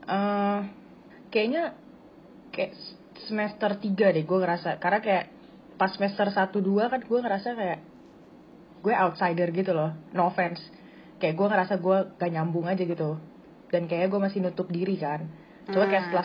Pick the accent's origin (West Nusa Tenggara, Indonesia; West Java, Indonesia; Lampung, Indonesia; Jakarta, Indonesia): Jakarta, Indonesia; gue dari Jakarta, gue 21 tahun, gue … di Teknik Industri Unpar.